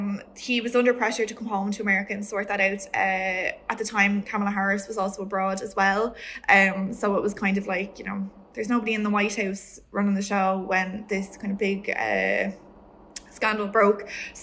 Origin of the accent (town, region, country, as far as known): Ireland; moved away as an adult; now in New York City, United States